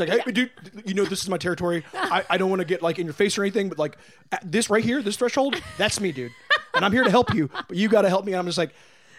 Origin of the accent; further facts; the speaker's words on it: Martinsburg, West Virginia, United States; also born or lived in Midwest; now in Los Angeles, United States; I'm from Martinsburg, West Virginia. Oh boy. I grew up a little girl there.